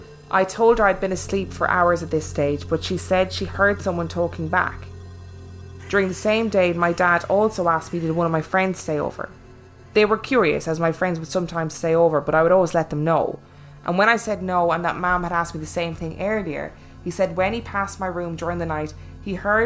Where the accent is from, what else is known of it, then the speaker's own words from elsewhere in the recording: Limerick, Munster, Ireland; one of those years I was living in Dublin. I'm from Limerick, by the way.